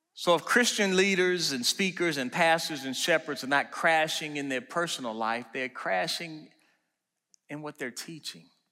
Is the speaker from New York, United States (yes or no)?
no; Washington, District of Columbia, United States; moved away; also born or lived in Maryland; Growing up in Washington, D C, and then moving out to Maryland